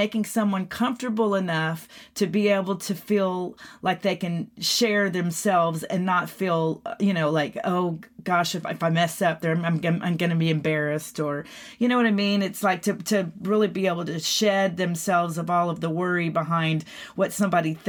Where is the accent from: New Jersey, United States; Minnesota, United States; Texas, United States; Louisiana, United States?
Texas, United States; moved away; I'm from Texas originally